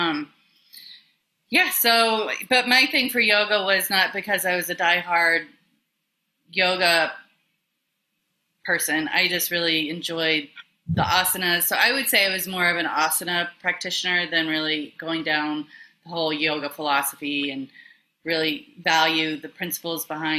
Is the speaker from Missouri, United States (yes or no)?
no; Memphis, Tennessee, United States; moved away; also born or lived in New York City; I was born and raised in Memphis, Tennessee, but my family is pretty much Minnesota, Norwegian